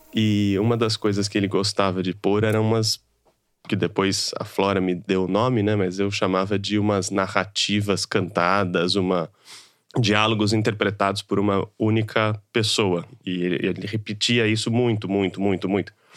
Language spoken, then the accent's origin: Portuguese; São Paulo, Brazil; venho de uma periferia de São Paulo, Pirituba